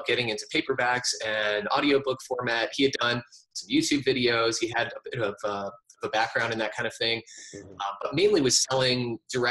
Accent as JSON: {"language": "English", "town": "New York City", "region": "New York", "country": "United States", "tie": "born or raised there", "also_born_or_lived": "Virginia", "moved": "as an adult", "said": "I grew up in New York City in the heart of Metropolis, and I lived there for most of my life"}